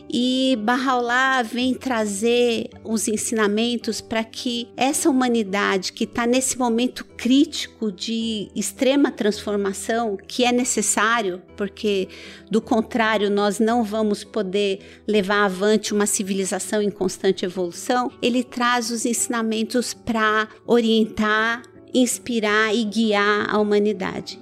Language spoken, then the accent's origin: Portuguese; Iran; also born or lived in Brazil; now in São Caetano do Sul, Brazil; eu primeiro nasci no Irã, né? E vim para o Brasil com os meus pais